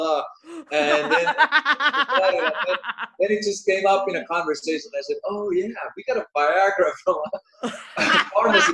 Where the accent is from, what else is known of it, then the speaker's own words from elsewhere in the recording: Finland; I'm from Finland